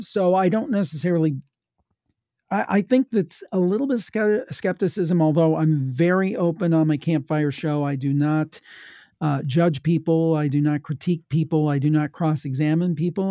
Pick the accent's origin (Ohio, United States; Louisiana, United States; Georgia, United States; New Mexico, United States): Ohio, United States; I'm from Ohio. My family was from West Virginia